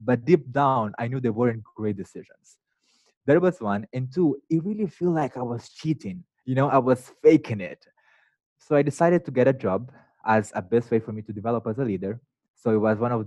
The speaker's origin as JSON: {"language": "English", "region": "northern Mozambique", "country": "Mozambique", "tie": "born or raised there", "moved": "yes", "lives_now": "United States", "said": "So I grew up in the north of Mozambique, not even the capital city of the country."}